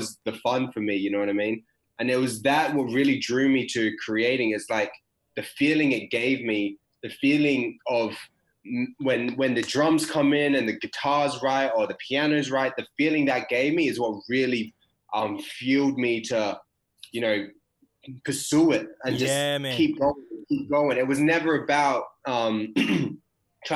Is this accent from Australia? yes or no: yes; Perth, Western Australia, Australia; I'm Perth born and raised